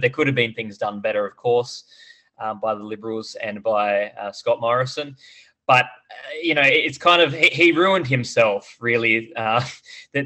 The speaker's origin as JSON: {"language": "English", "country": "Australia"}